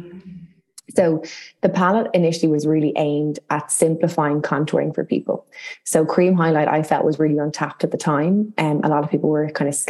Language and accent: English; Dublin, Leinster, Ireland; I'm from Dublin in Ireland. And our school system is like very similar, but slightly different to the UK